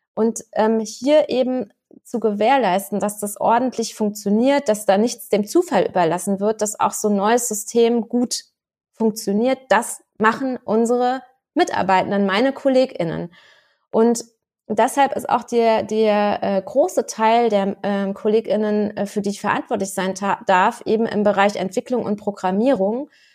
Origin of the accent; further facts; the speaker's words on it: Rhineland-Palatinate, Germany; Ich als Pfälzerin